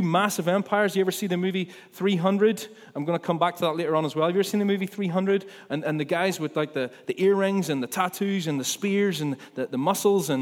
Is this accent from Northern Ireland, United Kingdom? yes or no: yes; Ballymena, Northern Ireland, United Kingdom; I'm from Ballymena. You can't maybe not tell from my accent, but I am.